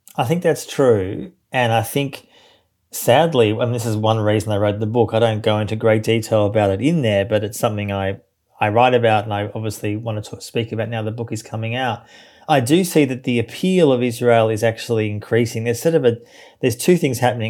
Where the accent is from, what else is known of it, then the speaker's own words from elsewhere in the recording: Melbourne, Victoria, Australia; I grew up in Australia, as you say, in Melbourne, which is, uh, the second biggest city in the country.